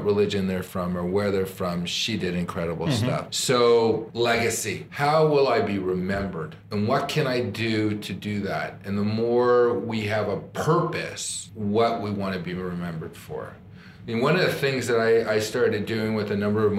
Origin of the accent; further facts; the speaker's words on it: Toronto, Ontario, Canada; I'm from Toronto.